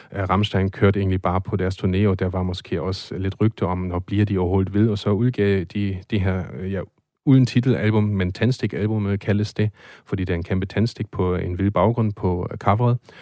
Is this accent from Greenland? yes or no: no; Germany; now in Denmark; som tysker